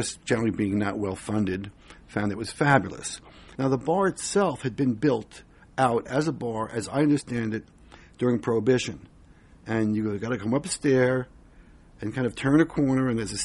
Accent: New York, United States; I grew up in New York where culture was free at the time.

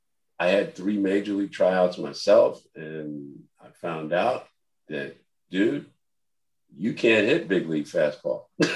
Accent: Mount Vernon, New York, United States; also born or lived in Harlem, New York City; we moved out of Harlem when I was 7 years old to a place called Mount Vernon, New York. We grew up in Mount Vernon.

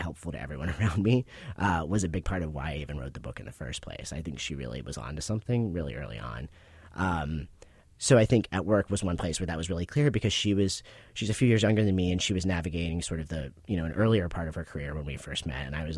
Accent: Pittsburgh, Pennsylvania, United States; In Pittsburgh, Pennsylvania.

